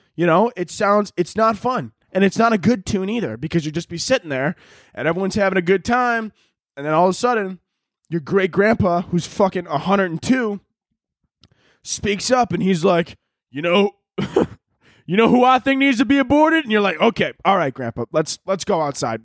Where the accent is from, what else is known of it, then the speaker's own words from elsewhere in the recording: United States; I'm an American